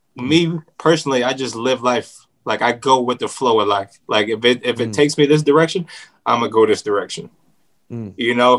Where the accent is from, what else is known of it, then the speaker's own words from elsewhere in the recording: Sacramento, California, United States; Sacramento, California.